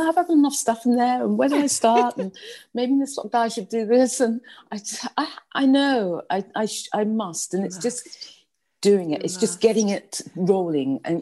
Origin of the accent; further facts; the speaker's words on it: London, United Kingdom; accent: British; moved away; I was brought up in a very white middle class area in London.